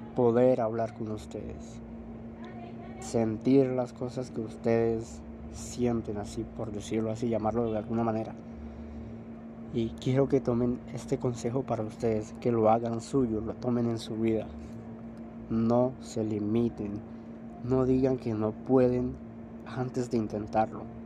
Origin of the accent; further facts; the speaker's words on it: Colombia; soy de Colombia, soy colombiano.